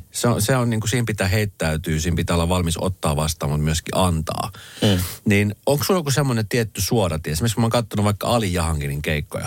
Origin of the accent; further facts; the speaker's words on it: Colombia; now in Finland; Kolumbiasta, mm. mistä mm. mä oon kotoisin